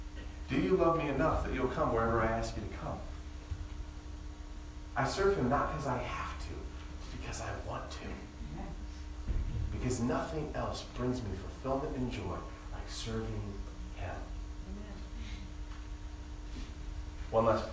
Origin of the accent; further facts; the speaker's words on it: Indiana, United States; I mean, I normally tell them Indiana because that's where I was born and I spent a good amount of years there